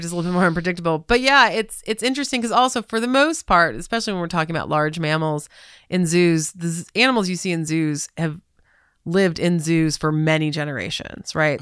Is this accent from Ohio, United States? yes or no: no; Southern California, United States; moved away as an adult; also born or lived in Atlanta, United States / Chicago, United States; now in Cincinnati, United States; I grew up in Southern California